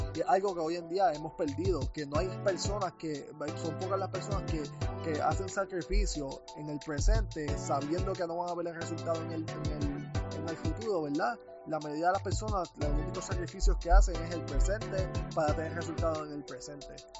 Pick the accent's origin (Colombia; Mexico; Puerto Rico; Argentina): Puerto Rico; now in United States; yo me fui de Puerto Rico